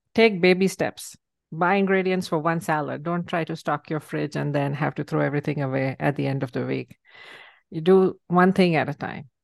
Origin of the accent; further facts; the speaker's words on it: India; moved away; I grew up in India